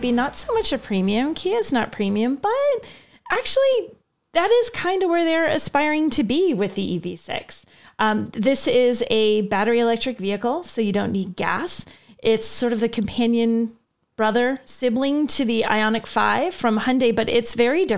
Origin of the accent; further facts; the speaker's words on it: New England, United States; I'm from New England